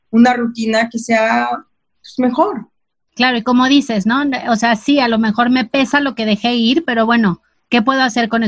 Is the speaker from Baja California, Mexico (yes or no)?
no; Mexico City, Mexico; Soy chilanga también.